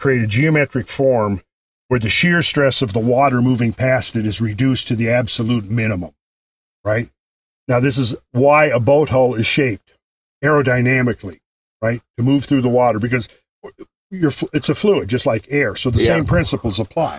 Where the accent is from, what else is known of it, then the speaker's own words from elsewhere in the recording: Minnesota, United States; moved away as an adult; now in Georgia, United States; where I was raised in Minnesota, they talk very distinct from where I live now